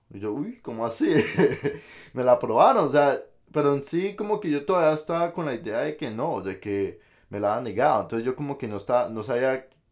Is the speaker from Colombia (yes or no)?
yes; Colombia; moved away as an adult; now in United States; uno pues de Colombia pues viene y trae muchos accesorios